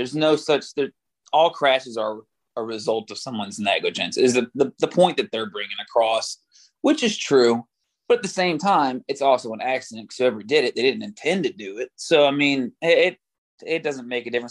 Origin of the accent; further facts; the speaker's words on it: Oklahoma, United States; accent: country; now in Louisiana, United States; I was born in Oklahoma